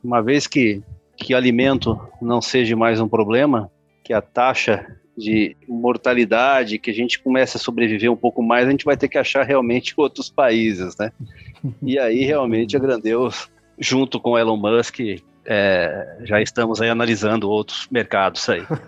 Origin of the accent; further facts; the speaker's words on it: Brazil; eu sou brasileiro